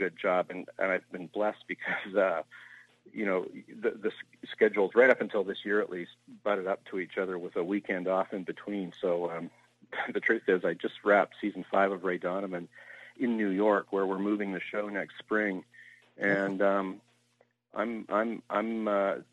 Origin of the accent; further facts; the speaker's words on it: Vancouver, British Columbia, Canada; I grew up in Vancouver, Canada